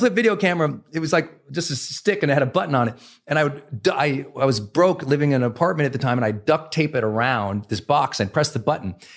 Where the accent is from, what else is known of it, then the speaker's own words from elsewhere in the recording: Montana, United States; I was raised in Montana, where men didn't really communicate.